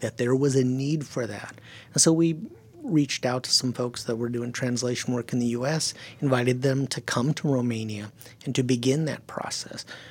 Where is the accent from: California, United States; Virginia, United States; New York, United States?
California, United States; first language German; English is a second language; also born or lived in Silicon Valley; he came back to California with his German bride. And I was born about a year later.